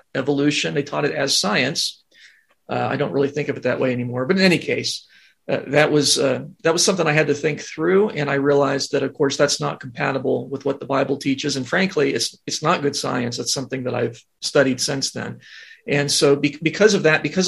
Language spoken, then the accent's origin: English; Ohio, United States; I grew up in Ohio